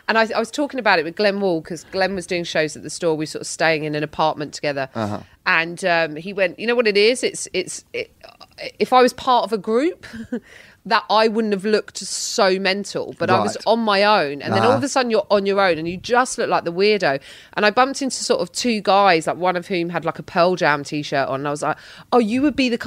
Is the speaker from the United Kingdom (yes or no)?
yes; London, United Kingdom; as a Londoner